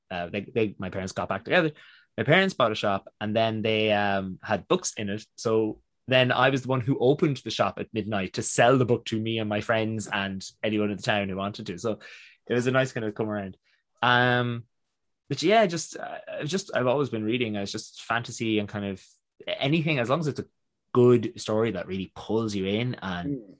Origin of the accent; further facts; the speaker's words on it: New York, United States; born there; And um, I was born in New York, and when we were there